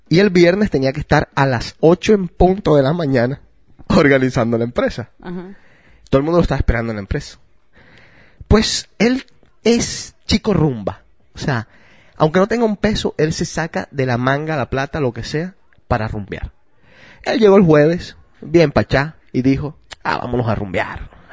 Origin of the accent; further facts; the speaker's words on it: Colombia; Yo soy de Colombia